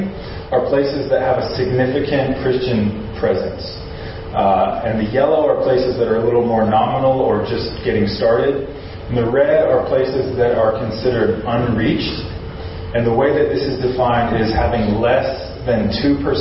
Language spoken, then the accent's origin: English; Simi Valley, California, United States; moved away as an adult; also born or lived in Long Beach, United States; now in Osaka, Japan; I am from Simi Valley